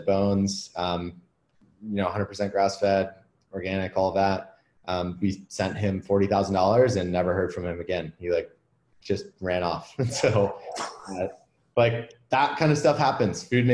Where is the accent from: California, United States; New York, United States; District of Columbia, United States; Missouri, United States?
District of Columbia, United States; Washington; moved away as an adult; also born or lived in San Francisco, United States; now in Austin, United States; I grew up in like the DC area and then moved out to San Francisco to work in tech